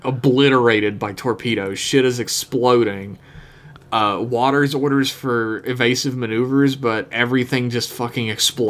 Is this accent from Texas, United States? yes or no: no; West Virginia, United States; I'm from West Virginia